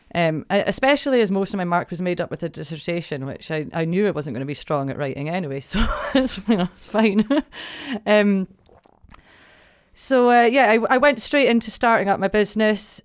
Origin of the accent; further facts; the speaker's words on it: Broughty Ferry, Scotland, United Kingdom; also born or lived in Dundee; I was born and brought up in Brotty Ferry